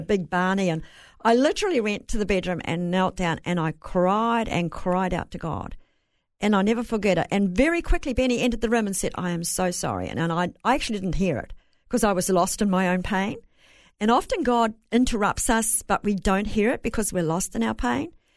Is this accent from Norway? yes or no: no; Bay of Plenty, New Zealand; accent: Kiwi; moved away; I'm from New Zealand, raised on a farm